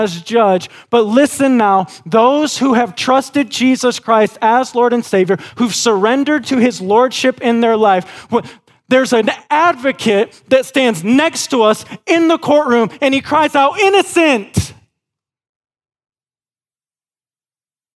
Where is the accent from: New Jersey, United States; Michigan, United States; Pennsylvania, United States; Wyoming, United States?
Michigan, United States; West; Growing up in West Michigan, our family had a dairy farm